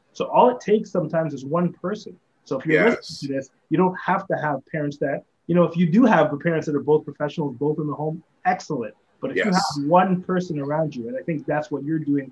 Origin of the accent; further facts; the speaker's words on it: Toronto, Ontario, Canada; I grew up in Rexdale